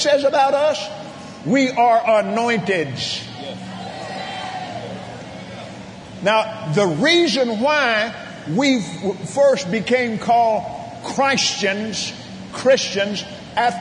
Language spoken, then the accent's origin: English; Abilene, Texas, United States; where I was raised in Abilene, Texas